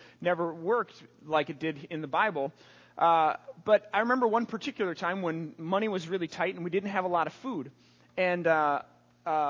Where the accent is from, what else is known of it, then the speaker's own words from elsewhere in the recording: St. Paul, Minnesota, United States; I grew up in the Midway in St. Paul